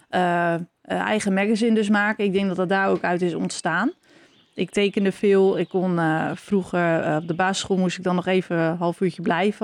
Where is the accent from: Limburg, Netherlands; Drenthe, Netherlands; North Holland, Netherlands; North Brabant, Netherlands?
Drenthe, Netherlands; Norg; we zitten hier nu in het huis waar ik ben opgegroeid, in Norg